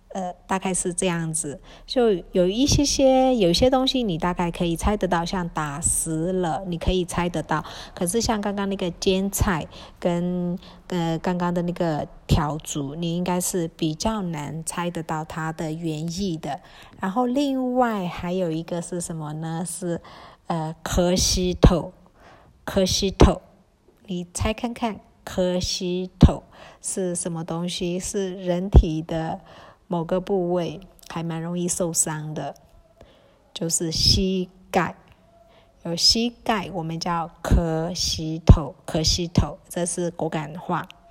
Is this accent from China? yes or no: no; Kokang, Shan State, Myanmar; accent: Kokang dialect; 在果敢我们会在聊天